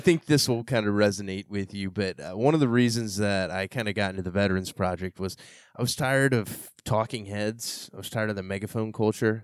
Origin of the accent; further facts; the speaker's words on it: San Antonio, Texas, United States; growing up in San Antonio, Texas